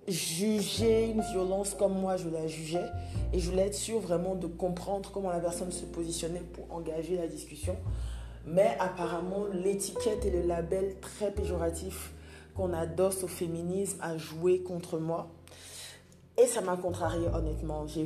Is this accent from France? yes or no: no; Côte d’Ivoire; Donc je rappelle que je suis ivoirienne en Côte d'Ivoire